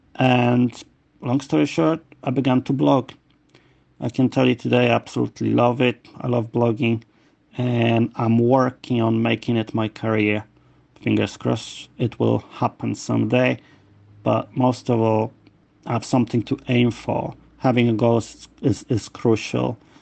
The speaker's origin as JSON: {"language": "English", "country": "Poland", "moved": "yes", "lives_now": "London, United Kingdom", "said": "I'm originally from Poland but I um, moved to London where I live"}